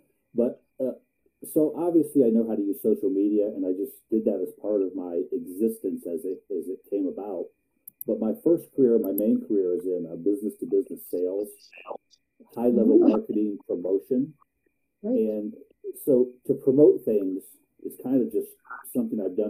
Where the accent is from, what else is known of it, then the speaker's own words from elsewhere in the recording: Ohio, United States; also born or lived in Columbus, Ohio; I was born in Columbus, Ohio. Except for 20 years, I lived in Ohio my entire life